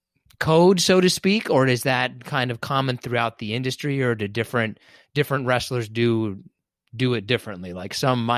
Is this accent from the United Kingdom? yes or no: no; United States; Well, as an American, I am solely, I am ignorant of anything else going on. As an American, I am ignorant of any other thing in the world.